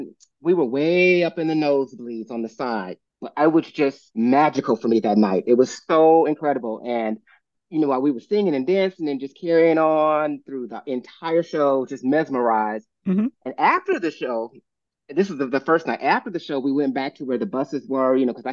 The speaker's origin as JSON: {"language": "English", "town": "Oakland", "region": "California", "country": "United States", "said": "I am originally from Oakland, California"}